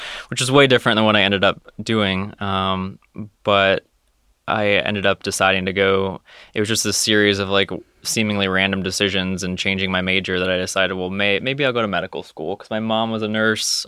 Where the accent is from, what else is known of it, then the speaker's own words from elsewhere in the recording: Connecticut, United States; moved away as an adult; now in Ohio, United States; I'm originally from Connecticut